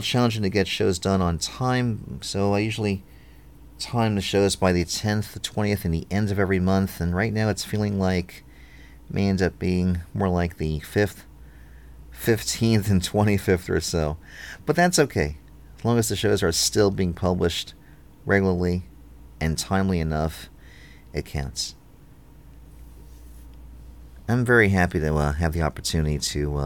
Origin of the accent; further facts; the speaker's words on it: New York City, New York, United States; moved away; also born or lived in Philadelphia; I grew up in New York, in Brooklyn